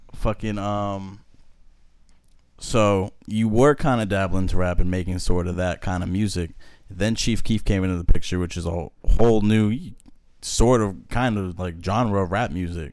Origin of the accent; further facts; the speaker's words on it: New Hampshire, United States; moved away as an adult; I'm originally from New Hampshire.